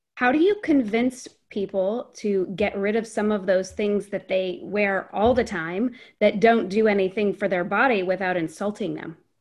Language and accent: English; Fairfax, United States; I grew up in Fairfax